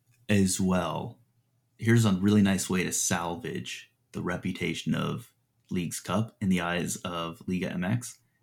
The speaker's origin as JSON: {"language": "English", "region": "Midwest", "country": "United States", "said": "I'm a Midwesterner."}